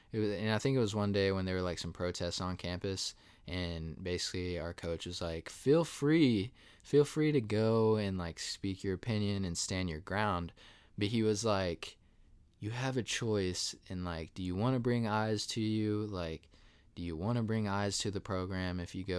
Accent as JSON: {"language": "English", "town": "Asheville", "region": "North Carolina", "country": "United States", "tie": "born or raised there", "also_born_or_lived": "Ohio", "said": "I'm originally from Asheville."}